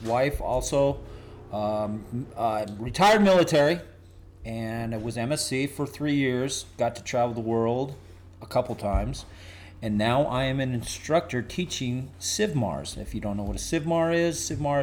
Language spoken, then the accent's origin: English; Montana, United States; moved away as an adult; also born or lived in Minnesota; now in California, United States; I was born in Minnesota and raised in Montana